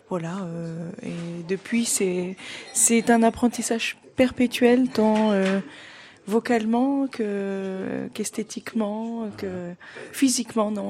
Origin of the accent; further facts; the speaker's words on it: Laon, Hauts-de-France, France; born there; mais je suis maintenant plus bourguignonne que picarde parce que oui, je suis né dans l'Aisne, dans le 02 à Lan, personne ne connaît cette magnifique ville